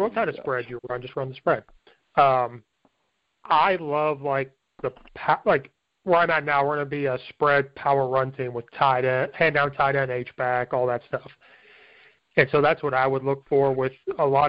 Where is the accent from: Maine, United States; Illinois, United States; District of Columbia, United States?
Illinois, United States; Central; I'm from Central Illinois